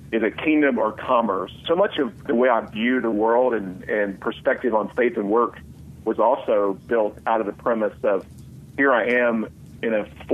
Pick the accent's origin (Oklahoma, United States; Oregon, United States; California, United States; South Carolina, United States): Oklahoma, United States; outside of Tulsa; moved away as an adult; also born or lived in Colorado; I grew up outside of Tulsa in Oklahoma